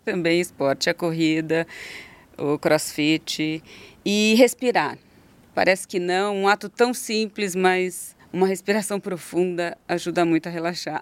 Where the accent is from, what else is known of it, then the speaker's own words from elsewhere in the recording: Votuporanga, São Paulo, Brazil; accent: caipira; uma família do interior, porque eu sou caipira